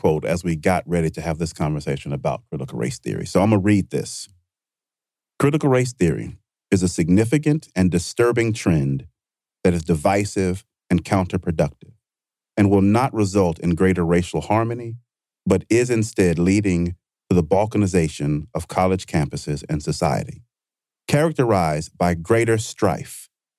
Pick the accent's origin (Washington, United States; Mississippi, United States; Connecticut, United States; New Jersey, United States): Mississippi, United States; Vicksburg; Growing up in Vicksburg, Mississippi, I was in this club